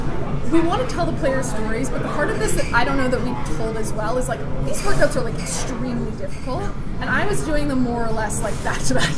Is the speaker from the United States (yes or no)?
no; Canada; we're all Canadian and are prepared for the cold weather